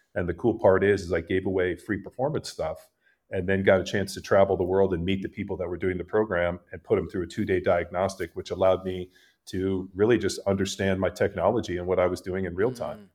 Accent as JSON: {"language": "English", "region": "California", "country": "United States", "tie": "born or raised there", "moved": "as an adult", "lives_now": "Texas, United States", "said": "I grew up in California, lived there for most of my life. Uh, I live in Texas now"}